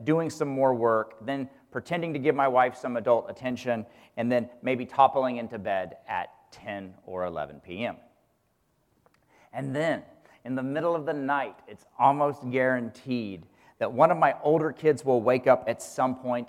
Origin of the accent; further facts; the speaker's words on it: Kansas, United States; when I was a kid growing up in Kansas